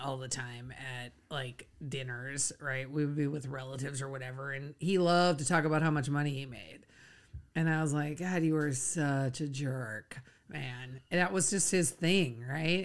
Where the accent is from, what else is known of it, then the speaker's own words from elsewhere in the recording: Minnesota, United States; We, we grew up in Minnesota